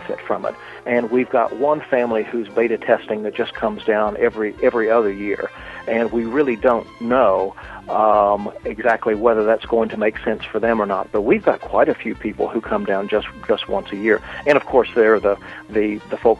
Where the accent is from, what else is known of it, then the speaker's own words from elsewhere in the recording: Kentucky, United States; moved away as an adult; also born or lived in England; although I'm from Kentucky, my family lived in England for about 15 years